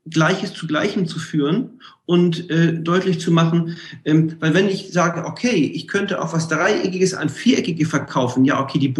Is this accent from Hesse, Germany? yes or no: no; Hamburg, Germany; ich komme ja aus Hamburg, hanseatischer Kaufmann.